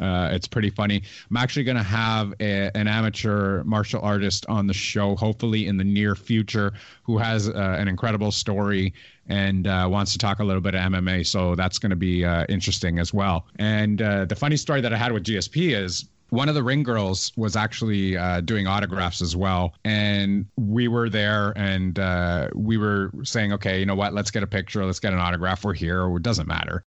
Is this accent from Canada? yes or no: yes; Canada; I'm a Canadian